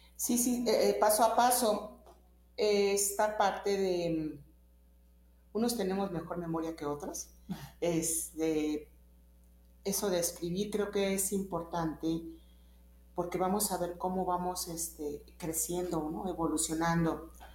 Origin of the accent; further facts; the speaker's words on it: Mexico; soy mexicana y este, con mucho orgullo